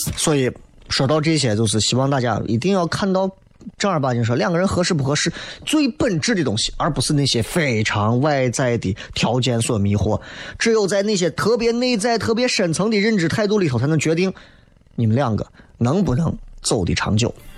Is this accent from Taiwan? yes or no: no; China; 咱是中国人